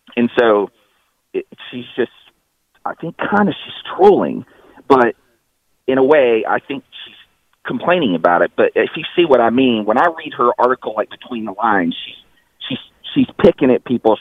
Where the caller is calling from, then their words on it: Charlotte, North Carolina, United States; I'm calling from Charlotte